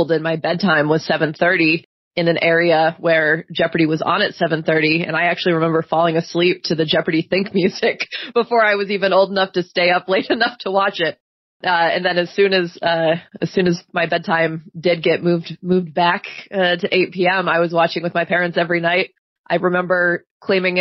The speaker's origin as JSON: {"language": "English", "region": "Pennsylvania", "country": "United States", "tie": "born or raised there", "moved": "as an adult", "lives_now": "Kent, United States", "said": "I grew up in Pennsylvania, where there's a lot of small towns"}